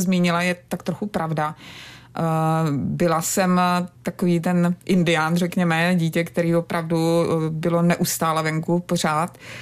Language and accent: Czech; Brno, South Moravian Region, Czechia; vyrůstala jsem vlastně v Brně